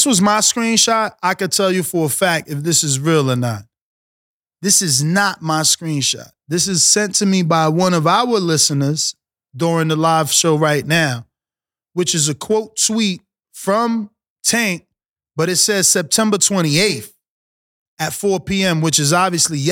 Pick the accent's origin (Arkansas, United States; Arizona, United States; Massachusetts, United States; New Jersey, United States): New Jersey, United States; also born or lived in Caribbean; I'm from Jersey